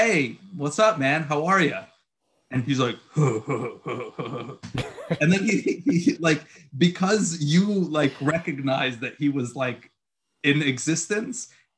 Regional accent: Egypt; born there; also born or lived in Puerto Rico / Queens / Long Island; like I was born in Egypt and I lived in Puerto Rico and like I lived in Queens and then I moved to Long Island

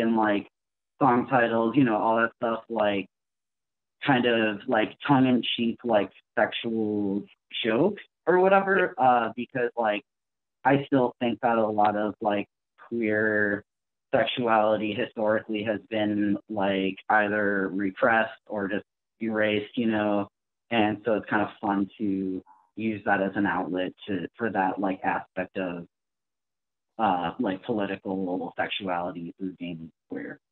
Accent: Milwaukee, Wisconsin, United States; I was born and raised in Milwaukee the whole way

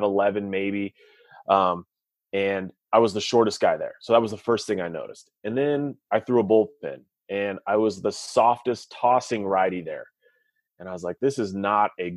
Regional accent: Santa Maria, California, United States; I grew up on the Central Coast of California. That's where a small little town, Santa Maria

